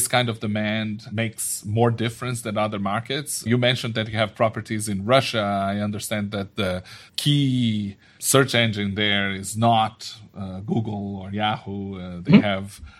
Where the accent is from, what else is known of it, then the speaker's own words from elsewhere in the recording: Brazil; I'm from Brazil